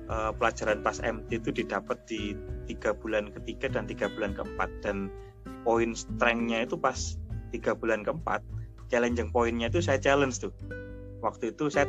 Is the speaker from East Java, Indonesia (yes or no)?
yes; Surabaya, East Java, Indonesia; banyak orang yang bilang saya itu dari Surabaya. Tapi ketika saya sekarang pulang ke Surabaya dibilang masnya dari Jogja ya gitu